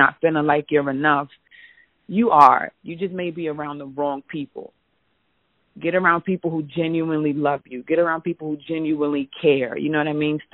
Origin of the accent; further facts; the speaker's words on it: New York City, New York, United States; moved away; also born or lived in the South; I'm from New York. I'm from the Bronx